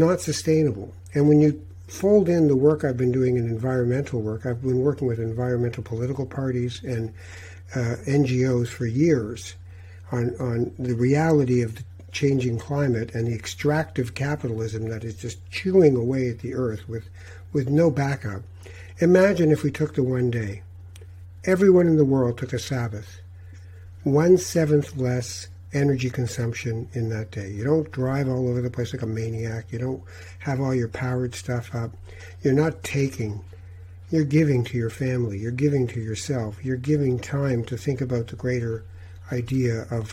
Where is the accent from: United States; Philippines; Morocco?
Morocco; Tangier, Tanger-Tetouan-Al Hoceima; moved away; I'm a Moroccan from Tangiers. I was born there.